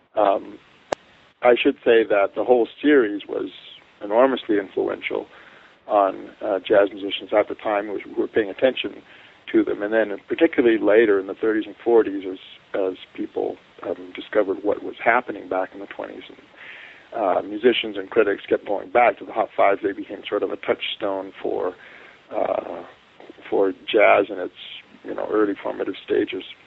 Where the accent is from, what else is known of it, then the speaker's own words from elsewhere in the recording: Santa Barbara, California, United States; moved away as an adult; also born or lived in Canada; now in Provo, United States; I grew up in Santa Barbara